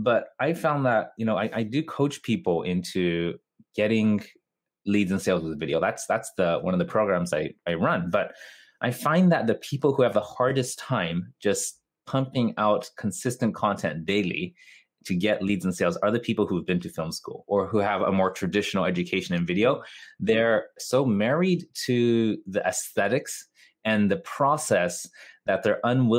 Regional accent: Tokyo, Japan; English is a second language; A lot of people think I'm American or Canadian because of my accent, but I am Japanese, born and raised in Japan.

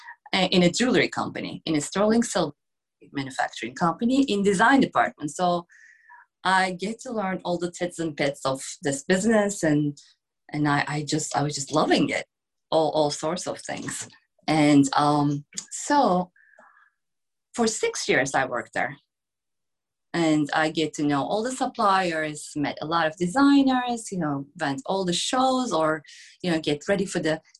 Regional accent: Istanbul, Turkey; English is a second language; moved away; I'm from Istanbul, Turkey. So I grew up in this metropolitan, but also very authentic city.

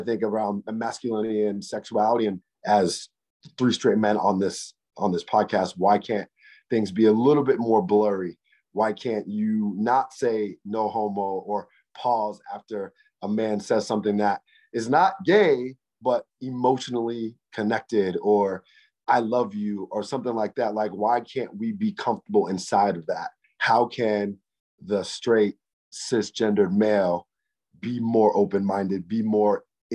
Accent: Bellevue, Nebraska, United States; moved away as an adult; now in New York, United States; I grew up in Omaha, Nebraska. I grew up in a suburb of Nebraska called Bellevue. And I literally was there from the time I was in elementary school until I moved to New York in 2013 when I was 30 years old.

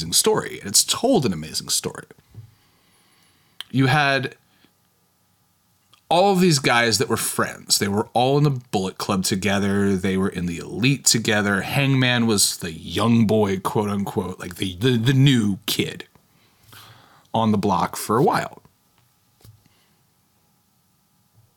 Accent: Kentucky, United States; I grew up in Kentucky

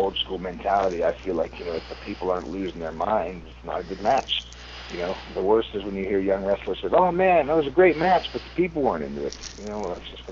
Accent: United States; I'm American

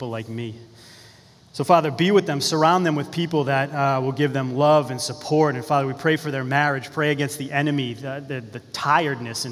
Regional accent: Beverly, Massachusetts, United States; also born or lived in Danvers, Massachusetts; I was born in Beverly, Massachusetts. I'm from Beverly and Danvers, which is about an hour from here

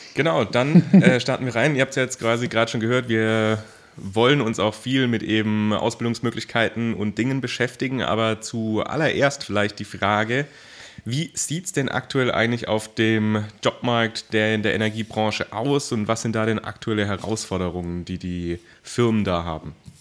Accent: Baden-Württemberg, Germany; ich komme ja auch quasi aus dem Großraum, äh, also in Baden-Württemberg

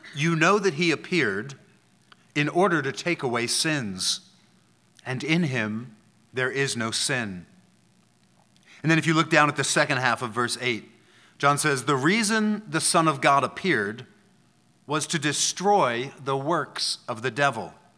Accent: Philadelphia, Pennsylvania, United States; moved away; I'm from Philadelphia

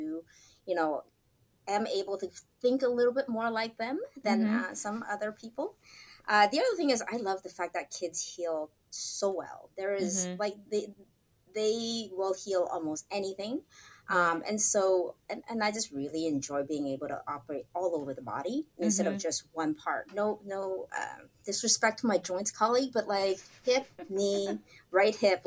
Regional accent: Santa Monica, California, United States; also born or lived in Hong Kong; Went to school in Santa Monica here in Southern California

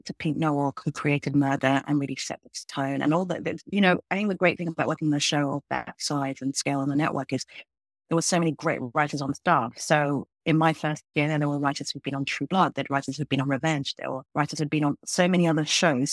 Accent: London, United Kingdom; moved away as an adult; now in United States; I grew up in London. I was born in London.

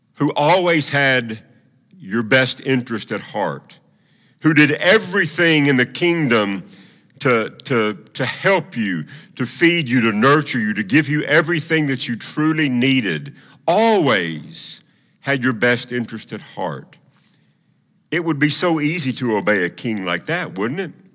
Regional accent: Tennessee, United States; moved away; also born or lived in Oklahoma City; I was from Tennessee

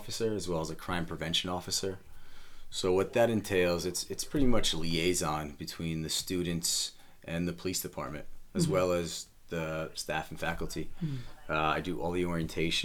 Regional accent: Connecticut, United States; born and raised in Connecticut.

